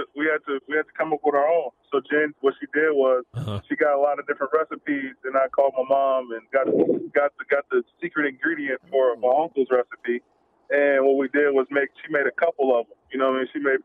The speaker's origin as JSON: {"language": "English", "town": "Oakland", "region": "California", "country": "United States", "tie": "born or raised there", "moved": "as an adult", "lives_now": "Chicago, United States", "said": "Oakland, California, my hometown"}